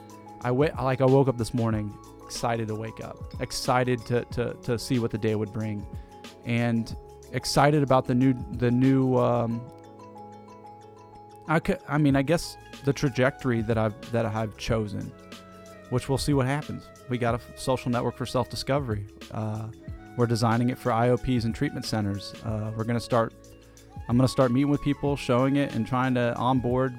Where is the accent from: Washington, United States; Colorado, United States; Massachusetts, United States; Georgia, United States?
Georgia, United States; East Cobb; We went to high school together. We grew up in East Cobb